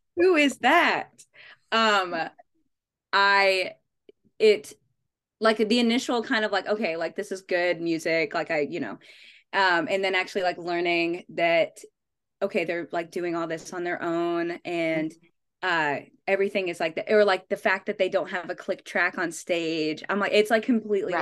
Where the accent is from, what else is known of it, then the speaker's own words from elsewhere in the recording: Las Vegas, Nevada, United States; I'm from Vegas